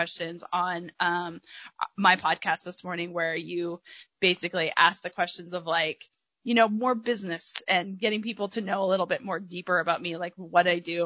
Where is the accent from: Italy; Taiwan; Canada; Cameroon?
Canada; moved away as an adult; now in Arkansas, United States; I grew up in Canada